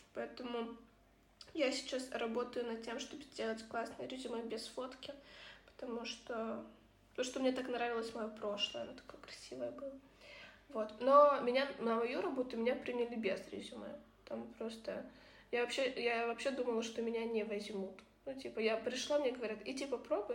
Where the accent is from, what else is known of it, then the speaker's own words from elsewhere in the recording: Kyiv, Ukraine; moved away as an adult; Мы подружки из Киева, которых э, вторжение полномасштабной России на нашу территорию, на территорию нашей прекрасной страны Украины, раскидало по миру